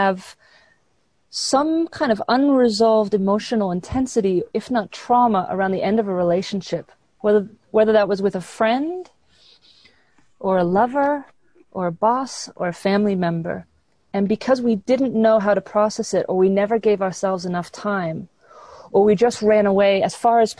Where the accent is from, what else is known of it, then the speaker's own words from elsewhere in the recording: London, United Kingdom; I grew up in London, England